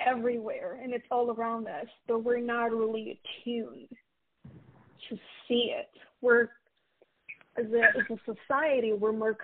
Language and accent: English; Romania; moved away as an adult; now in United States; I was born and raised in Romania